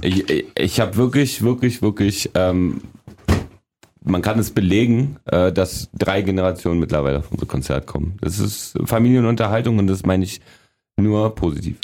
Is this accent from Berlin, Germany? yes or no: yes; Berlin, Germany; also born or lived in a communist dictatorship (unnamed country); bin mit sechseinhalb nach West-Berlin damals gekommen